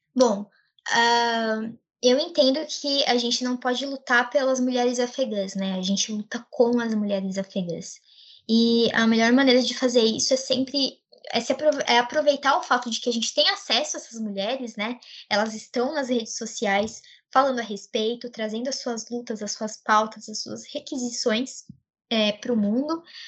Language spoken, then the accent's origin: Portuguese; Brazil; Eu e a minha colega Karime, nós somos brasileiras, filhas de árabes muçulmanos, né? Libaneses muçulmanos